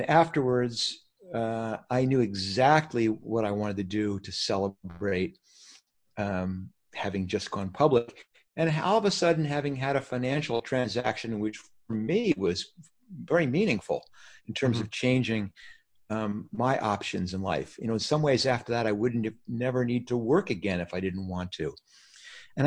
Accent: New York, United States; now in California, United States; I grew up in New York

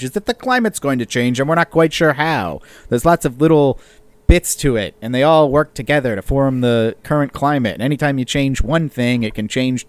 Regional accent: Pennsylvania, United States; I come from Pennsylvania, right on the Maryland border.

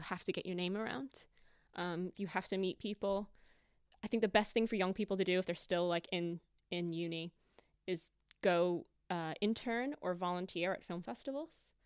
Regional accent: United States; moved away as an adult; now in United Kingdom; I'm American

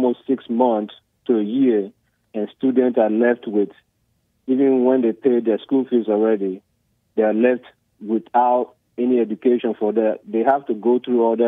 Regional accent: Nigeria; now in United States; I'm from Nigeria

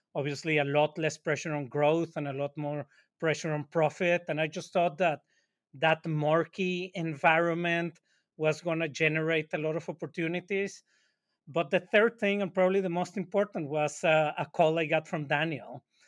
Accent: Monterrey, Nuevo León, Mexico; now in New York, United States; We're both from Monterrey, Mexico, and we live in New York

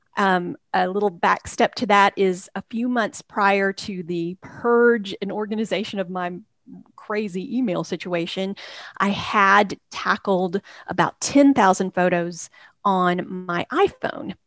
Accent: Texas, United States; born or raised there; moved away as an adult; also born or lived in Hickory, North Carolina / Waco, Texas; now in Nashville, United States

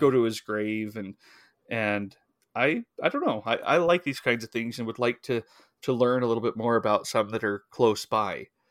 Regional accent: Idaho, United States; I grew up in Idaho

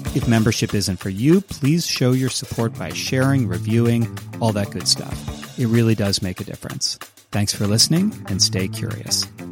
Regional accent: Ohio, United States; also born or lived in Austin, Texas; now in Texas, United States; The main place that I grew up in Ohio

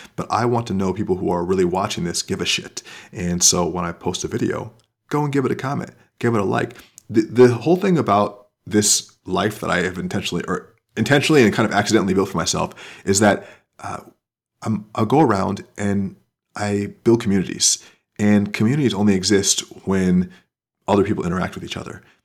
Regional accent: Florida, United States; moved away; I'm from Florida

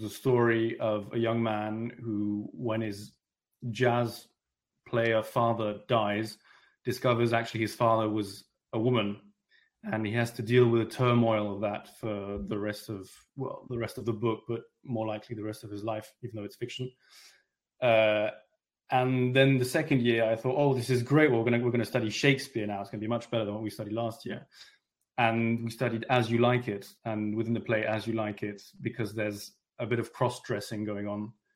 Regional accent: London, United Kingdom; also born or lived in France; I'm French, but I, I grew up in London.

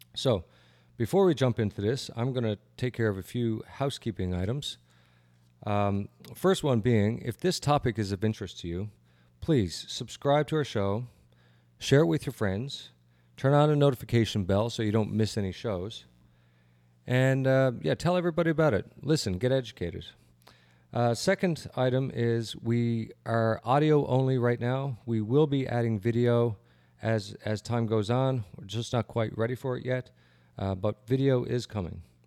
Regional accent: Canada; moved away as an adult; now in United States; I'm a Canadian

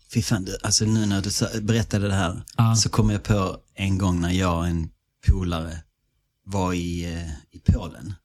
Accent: Malmö, Skåne, Sweden; accent: Scanian; moved away as an adult; also born or lived in Australia; vi växte upp i Malmö

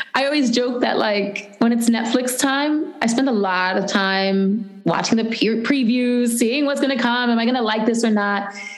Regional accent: New York City, New York, United States; I grew up in the Bronx, where I live now

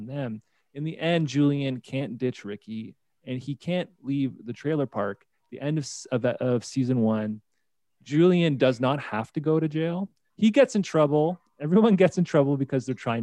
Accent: St. Catharines, Ontario, Canada; moved away as an adult; now in Calgary, Canada; I'm from St. Catharines, Ontario

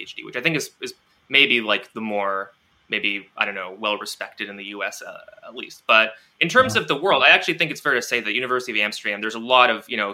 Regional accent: Toronto, Ontario, Canada; I grew up in Toronto. Yeah, that's where I am now as well

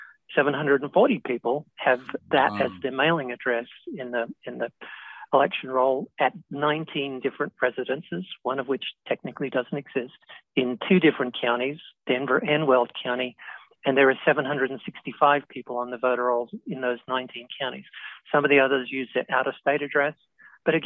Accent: Australia; now in United States; where I grew up in Australia

